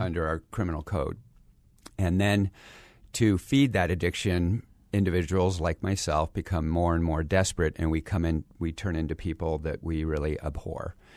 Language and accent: English; Phoenix, Arizona, United States; also born or lived in San Diego, California; I grew up here in Phoenix